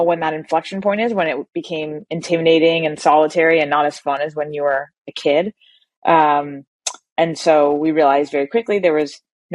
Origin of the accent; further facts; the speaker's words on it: Southern California, United States; born and raised in Southern California